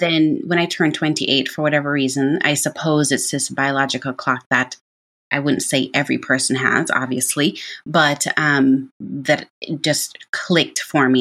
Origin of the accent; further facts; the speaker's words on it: Jamaica; moved away; being born and raised in Jamaica